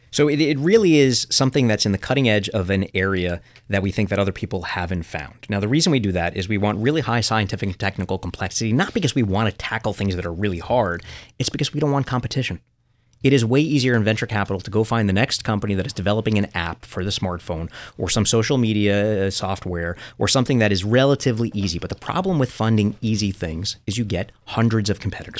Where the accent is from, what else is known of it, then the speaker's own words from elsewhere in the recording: New York City, New York, United States; growing up in Coney Island